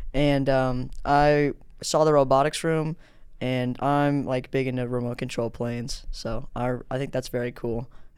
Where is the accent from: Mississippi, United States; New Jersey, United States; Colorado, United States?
Colorado, United States; Denver; moved away; And I grew up in Denver